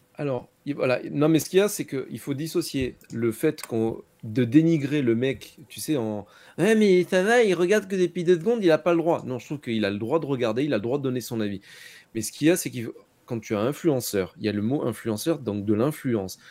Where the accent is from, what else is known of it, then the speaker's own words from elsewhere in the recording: Monaco; j'ai grandi à Monaco avec de la F1 dans mes rues